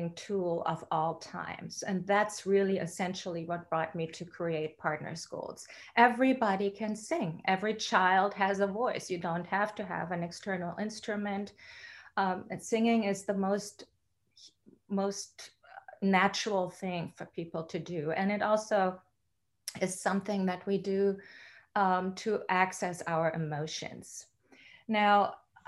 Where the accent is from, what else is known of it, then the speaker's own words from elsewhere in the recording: Germany; now in Houston, United States; I was born and raised in Germany